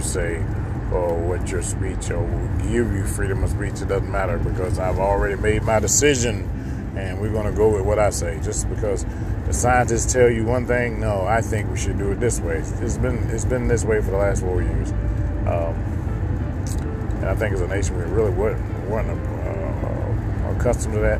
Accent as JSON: {"language": "English", "region": "the South", "country": "United States", "tie": "born or raised there", "said": "even I grew up in the South"}